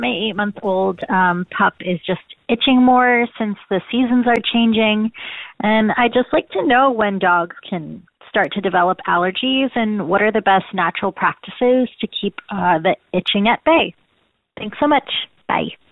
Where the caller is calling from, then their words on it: New York, United States; I'm calling in from New York.